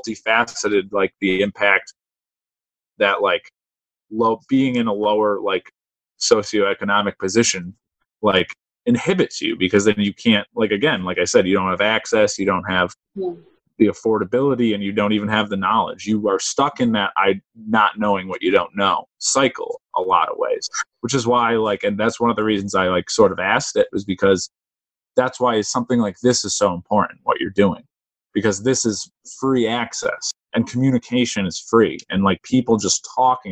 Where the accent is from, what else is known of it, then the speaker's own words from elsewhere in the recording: Springfield, United States; growing up in Springfield